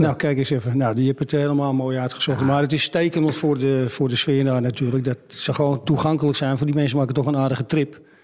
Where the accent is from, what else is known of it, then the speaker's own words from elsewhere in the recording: Amsterdam, North Holland, Netherlands; Ik ben opgegroeid in Brouwersgracht